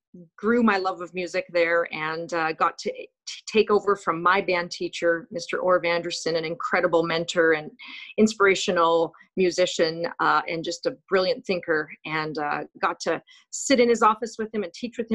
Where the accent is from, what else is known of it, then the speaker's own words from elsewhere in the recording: Winnipeg, Manitoba, Canada; moved away as an adult; also born or lived in North Dakota; And then moved to Charleswood Junior High in Winnipeg. I grew up in Winnipeg, so it was nice to return to Winnipeg.